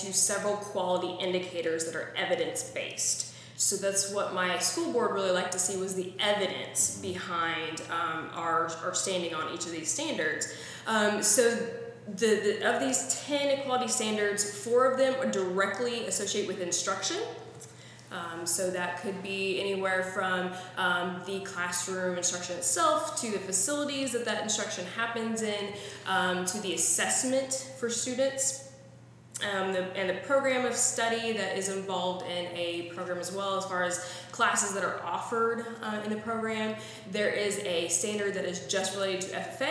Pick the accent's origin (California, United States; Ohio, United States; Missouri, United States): Missouri, United States; I am originally from Missouri, born and bred, proud of my Show Me State heritage.